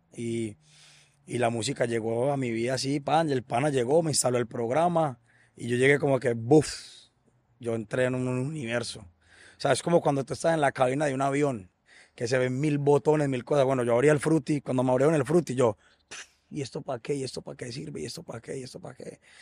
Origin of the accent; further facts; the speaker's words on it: Colombia; una de las mejores islas del país de nosotros